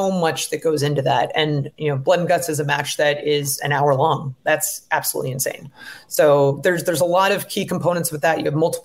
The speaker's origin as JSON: {"language": "English", "town": "Seattle", "region": "Washington", "country": "United States", "said": "I'm from Seattle. It's a very progressive place"}